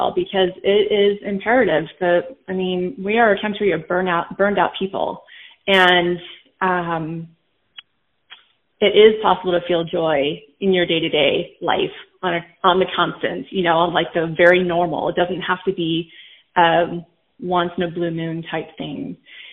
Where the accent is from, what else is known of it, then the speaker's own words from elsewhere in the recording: Southern California, United States; I grew up in Southern California